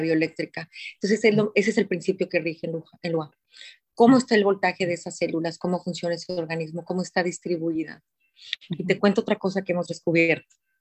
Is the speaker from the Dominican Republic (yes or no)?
no; Guadalajara, Jalisco, Mexico; Nací en Guadalajara, Jalisco, hace 54 años